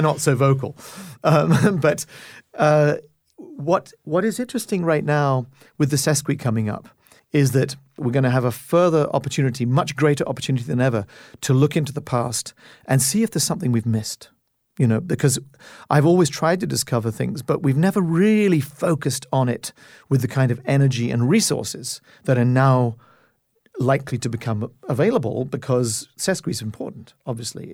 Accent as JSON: {"language": "English", "country": "Canada", "said": "as a Canadian"}